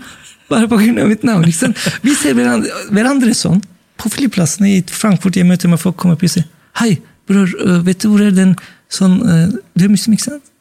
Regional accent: Turkey; now in Norway; jeg sa jeg er fra Tyrkia

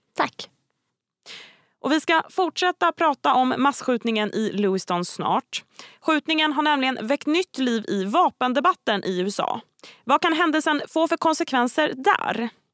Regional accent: Sweden; som svensk

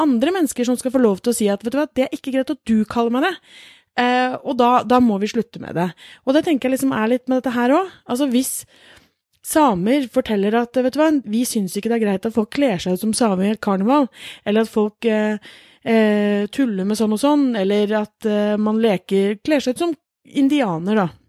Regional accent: Norway; vi er født i Norge

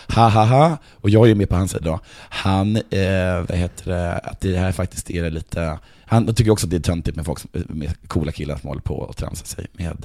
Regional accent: Sweden; vi svenskar

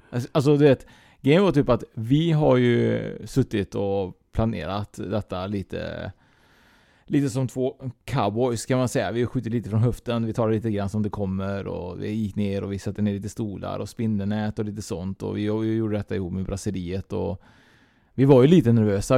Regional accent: Trollhättan, Västra Götaland, Sweden; born or raised there; moved away

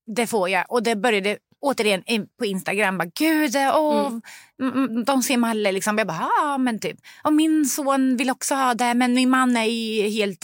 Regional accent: Sweden; also born or lived in Lebanon; vi kom som flyktingar från Libanon när jag var tre år gammal

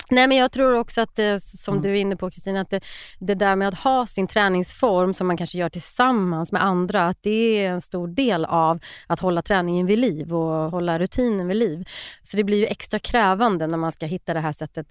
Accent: Skövde, Västra Götaland, Sweden; i någon park i Skövde då, där jag växte upp

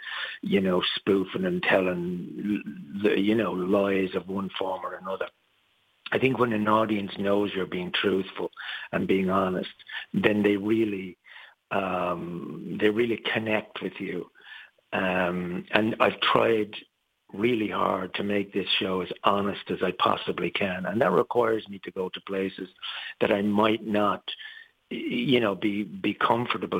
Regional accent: Ireland; moved away; I've always been Irish, always will be. I've never taken out citizenship anywhere else. I'm an Irish citizen and I'm proud to be

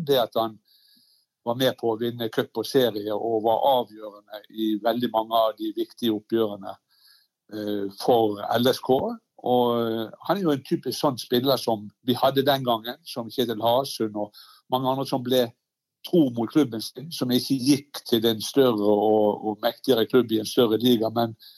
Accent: Bergen, Vestland, Norway

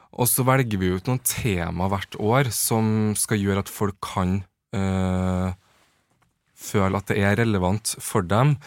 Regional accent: Trøndelag, Norway; moved away as an adult; now in Oslo, Norway; jeg kommer fra Trøndelag

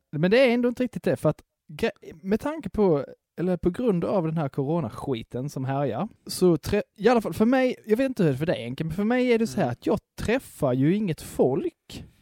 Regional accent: Skåne, Sweden; som enda skåning

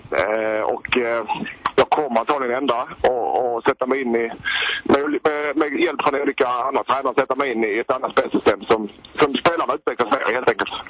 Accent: Helsingborg, Skåne, Sweden; som helsingborgare

